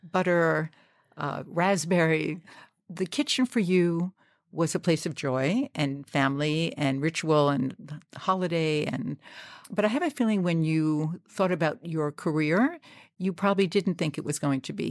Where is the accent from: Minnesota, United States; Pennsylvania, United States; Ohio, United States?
Pennsylvania, United States; Pittsburgh; I grew up in Pittsburgh, a Jewish family.